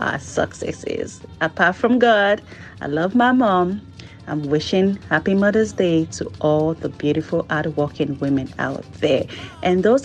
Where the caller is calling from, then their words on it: Maryland, United States; I am calling from the state of Maryland